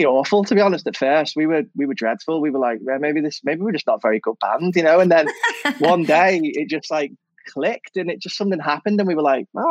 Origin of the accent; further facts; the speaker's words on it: Liverpool, North West England, United Kingdom; moved away as an adult; now in London, United Kingdom; I grew up north. Born and bred in Liverpool really all my life.